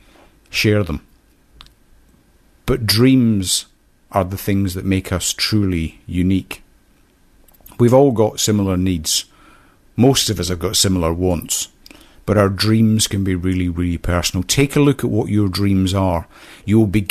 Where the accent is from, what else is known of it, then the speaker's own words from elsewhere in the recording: Scotland, United Kingdom; I was brought up in a small Scottish village